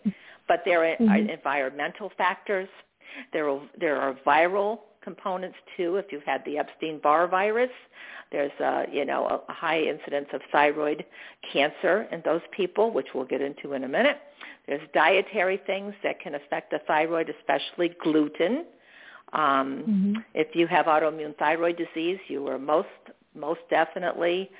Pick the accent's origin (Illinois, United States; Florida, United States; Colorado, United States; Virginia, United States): Florida, United States; Daytona Beach; moved away as an adult; now in Arizona, United States; Daytona Beach, Florida, where I'm from